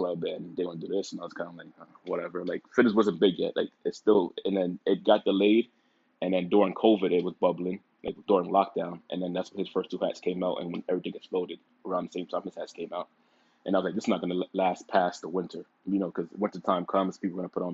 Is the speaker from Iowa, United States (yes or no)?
no; New York City, New York, United States; also born or lived in Dallas, Texas; growing up in the Bronx, I grew up in a weird neighborhood. It's a very small neighborhood called Norwood